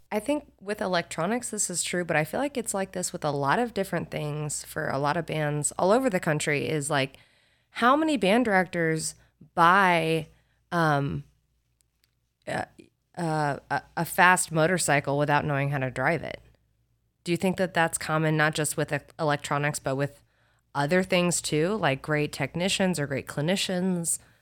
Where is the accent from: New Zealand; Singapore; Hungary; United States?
United States; Carmel, Indiana; moved away as an adult; also born or lived in Nashville, Tennessee; I'm a Midwest kid. I grew up in Carmel, Indiana